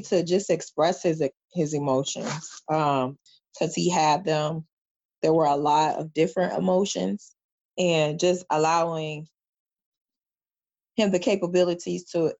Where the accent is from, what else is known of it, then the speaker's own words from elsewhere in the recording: Ohio, United States; now in North Carolina, United States; prior to coming to North Carolina, I am a transplant from Ohio. So moving down here was different.